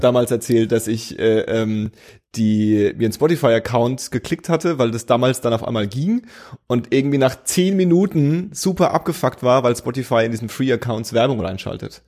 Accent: Franconia, Bavaria, Germany; accent: Franconian; moved away; ich habe nie so richtig hart fränkisch Dialekt gesprochen. Ich hatte immer nur so diesen Akzent

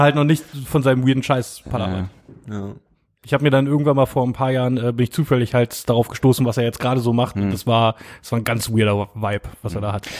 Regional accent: Brieskow-Finkenheerd, Brandenburg, Germany; Mein, mein, mein Dorf, mein Heimatdorf war bei Wetten

